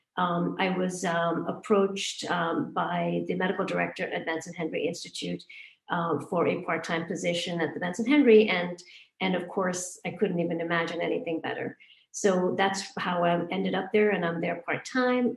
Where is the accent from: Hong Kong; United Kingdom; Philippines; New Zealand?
Hong Kong; moved away; also born or lived in India; I was born in India. I grew up in Hong Kong